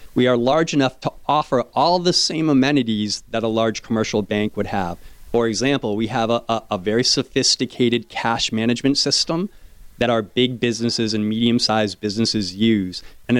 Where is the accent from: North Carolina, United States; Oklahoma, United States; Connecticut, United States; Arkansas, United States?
Connecticut, United States; now in South Florida, United States; I grew up in Connecticut